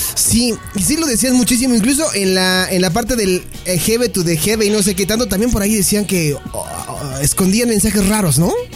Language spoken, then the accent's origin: Spanish; Mexico